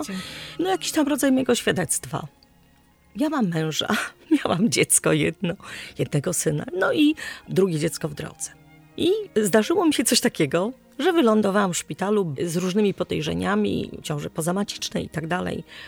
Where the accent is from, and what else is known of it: Poland